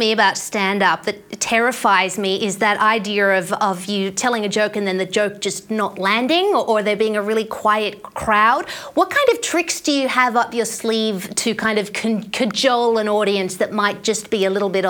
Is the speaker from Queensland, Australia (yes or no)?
no; Sydney, New South Wales, Australia; now in Brisbane, Australia; I live in Brisbane, but I'm from Sydney originally